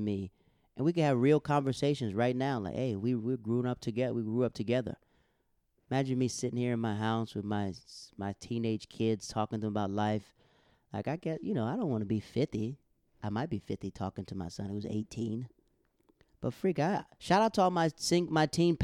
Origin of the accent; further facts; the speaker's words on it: Florida, United States; I'm from Florida